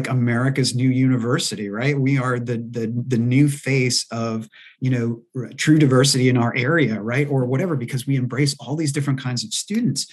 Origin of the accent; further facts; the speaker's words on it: Maine, United States; moved away; also born or lived in East Coast; I'm originally from Maine